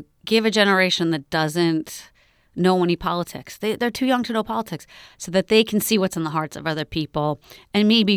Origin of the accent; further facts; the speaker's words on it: New York, United States; now in Berkeley, United States; I grew up in New York, and New York is extremely Zionist